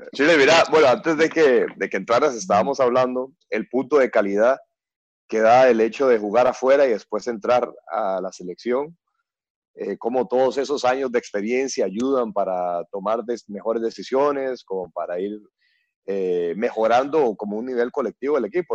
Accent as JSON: {"language": "Spanish", "country": "Costa Rica", "said": "los que hemos salido del país"}